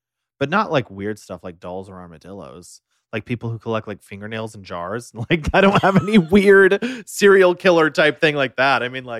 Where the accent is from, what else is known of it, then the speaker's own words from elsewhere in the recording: Oklahoma, United States; moved away; also born or lived in Texas; I was born in Oklahoma.